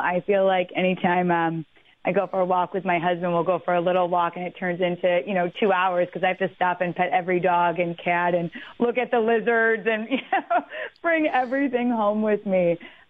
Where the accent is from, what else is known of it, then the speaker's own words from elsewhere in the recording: Detroit, Michigan, United States; now in New York, United States; I grew up in Detroit